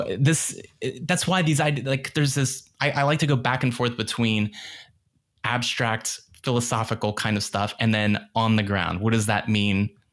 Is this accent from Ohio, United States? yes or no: no; Northern Virginia suburbs outside of DC, United States; I grew up in the Northern Virginia suburbs outside of DC